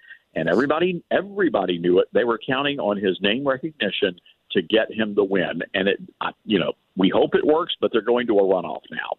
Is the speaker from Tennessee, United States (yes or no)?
yes; Memphis, Tennessee, United States; Memphis, Tennessee, my hometown, just elected a dead woman to the state house.